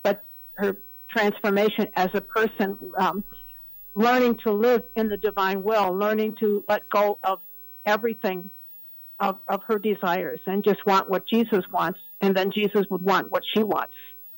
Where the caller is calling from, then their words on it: Cleveland, Ohio, United States; I'm calling from Cleveland, Ohio.